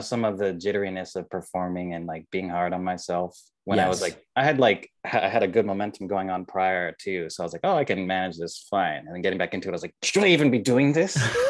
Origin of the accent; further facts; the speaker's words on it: Riverside, California, United States; I grew up in Southern California. I grew up in Riverside.